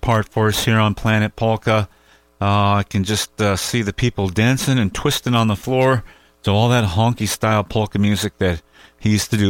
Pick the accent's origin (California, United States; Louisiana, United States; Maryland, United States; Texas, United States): California, United States; I mean, we're from California